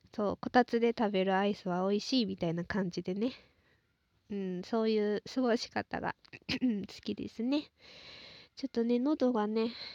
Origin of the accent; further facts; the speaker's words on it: Osaka, Japan; moved away; 出身はね、私大阪なんですけど